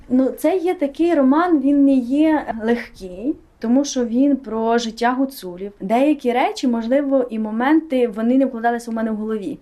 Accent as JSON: {"language": "Ukrainian", "region": "Hutsulshchyna", "country": "Ukraine", "said": "ми її гуцули"}